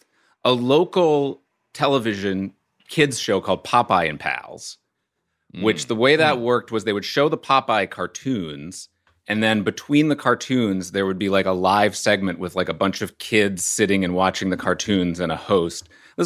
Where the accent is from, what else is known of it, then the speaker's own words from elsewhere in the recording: New Orleans, Louisiana, United States; And, I'm from New Orleans.